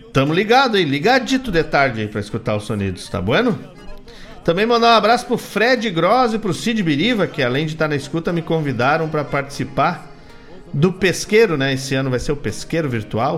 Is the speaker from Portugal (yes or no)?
no; Gaúcho, Rio Grande do Sul, Brazil; circulamos enquanto gaúchos e gaúchos pela mesma pampa